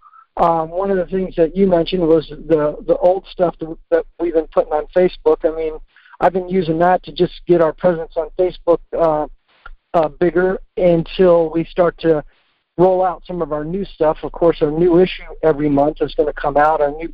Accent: Washington, District of Columbia, United States; also born or lived in Annapolis, Maryland; I grew up in the Washington, D.C. area

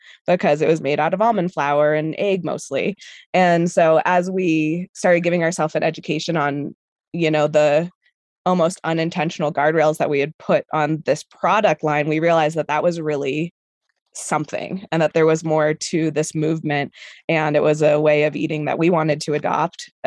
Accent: Colorado, United States; also born or lived in Argentina; I'm from Colorado

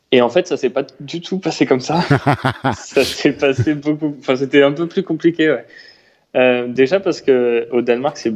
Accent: Chartres, Centre-Val de Loire, France; À Chartres. Donc j'avais la chance d'avoir un vélo et de pouvoir aller faire des balades en vélo avec des amis.

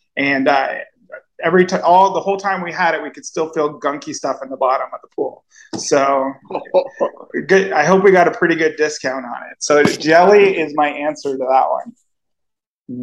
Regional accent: Cornwall, Ontario, Canada; moved away as an adult; now in Nicaragua; I grew up in Cornwall

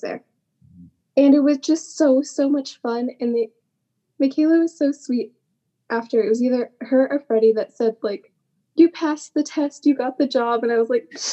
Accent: Massachusetts, United States; I'm from Massachusetts

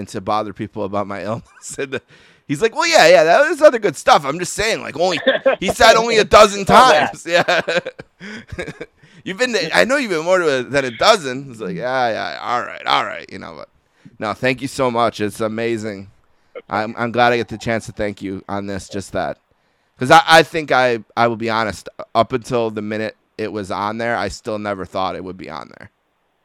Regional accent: Buffalo, New York, United States; accent: Buffalo; my accent. Everyone from Buffalo, you know, says

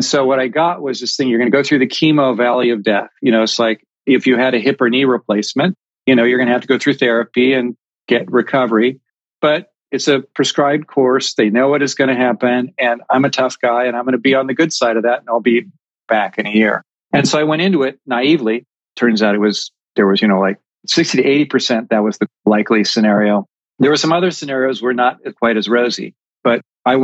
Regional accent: California, United States; now in New England, United States; I grew up in California, but I am currently located in New England

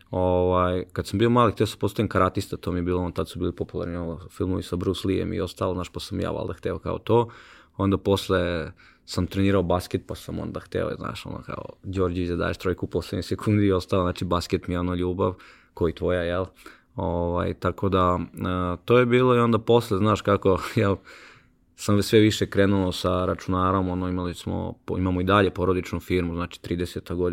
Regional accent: Sremska Mitrovica, Vojvodina, Serbia; u Sremskoj Mitrovici, odakle sam ja inače

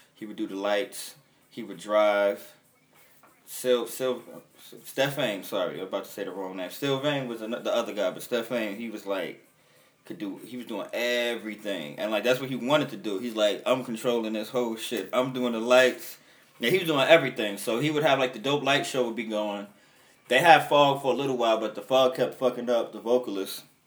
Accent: New York City, New York, United States; I'm from when Bed Stuy was the poor neighborhood

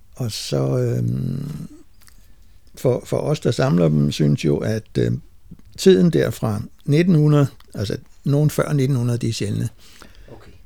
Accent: Lejre, Zealand, Denmark; now in Holbæk, Denmark; der, der var mit barndomshjem

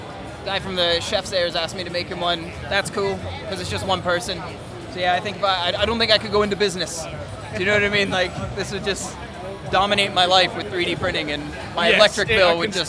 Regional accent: San Diego, California, United States; moved away as an adult; now in Edinburgh, United Kingdom; I'm originally from San Diego, California.

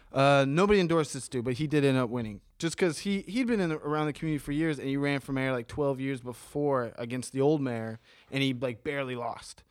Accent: Bexley, Ohio, United States; moved away as an adult; also born or lived in Bahamas; born and raised in Ohio

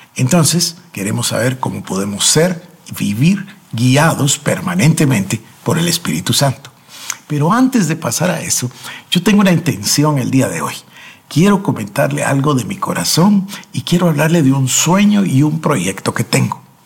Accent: Guatemala; En mi país, acá en Guatemala

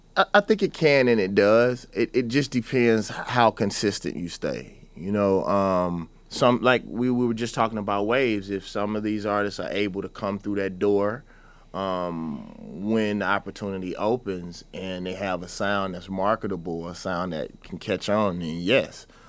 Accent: the South, United States; I was always taught as a Southerner

